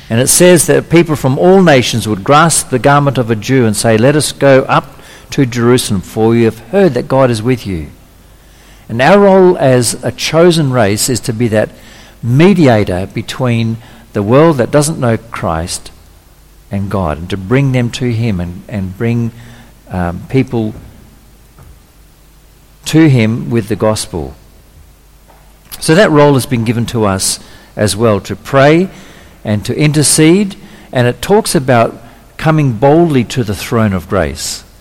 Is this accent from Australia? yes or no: yes; Australia; also born or lived in Indonesia; Okay, where I'm Australian, well, fifth generation Australian, but I've actually got a Dutch birth certificate, but I was born in Indonesia.